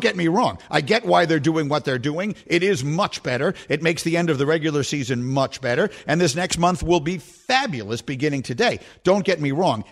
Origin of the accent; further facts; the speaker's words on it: New York, United States; I was born and raised in New York, and I work in New York